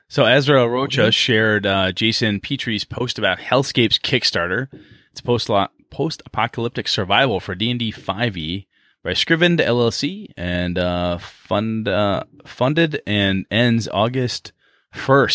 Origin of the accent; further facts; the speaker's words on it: Wisconsin, United States; we're from Wisconsin